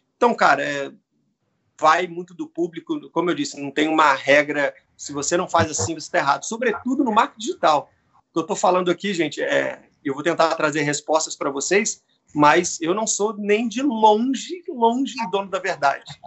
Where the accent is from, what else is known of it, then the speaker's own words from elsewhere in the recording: Brazil; also born or lived in Rio de Janeiro; now in São Paulo, Brazil; na igreja onde, onde eu fui criado, em Vila Maria